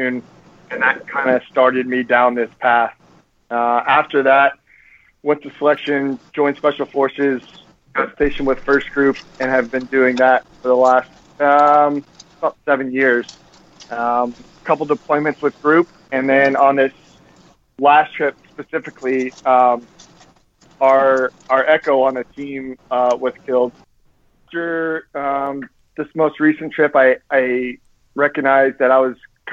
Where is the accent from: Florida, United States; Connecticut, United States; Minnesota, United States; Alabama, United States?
Florida, United States; I was born and raised in Florida